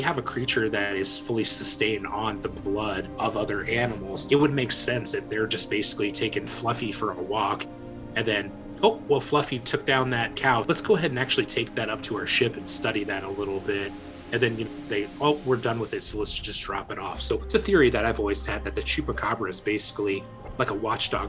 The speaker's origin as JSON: {"language": "English", "area": "Decatur", "region": "Illinois", "country": "United States", "tie": "born or raised there", "said": "in my hometown at Scoville Zoo"}